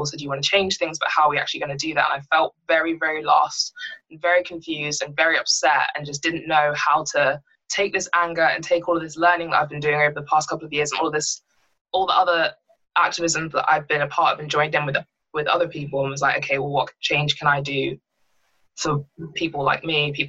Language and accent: English; Bishop's Stortford, East of England, United Kingdom; also born or lived in London; I grew up in London until I was 7, and I moved to the area I live in now, which is Bishop Stortford